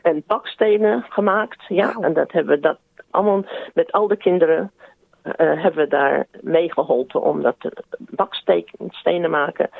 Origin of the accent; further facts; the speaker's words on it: South Australia, Australia; also born or lived in Netherlands; we hebben al die tijd in Zuid-Australië gewoond